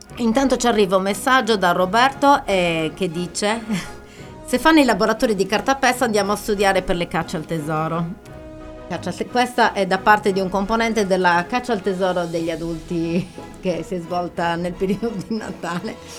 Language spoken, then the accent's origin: Italian; Arbus, Sardinia, Italy; io sono molto affezionata al mio paese